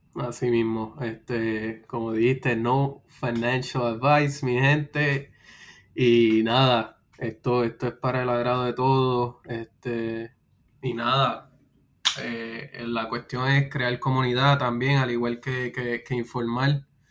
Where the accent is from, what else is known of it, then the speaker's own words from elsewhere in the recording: Puerto Rico; now in United States; soy de Puerto Rico, eh, residiendo en los Estados Unidos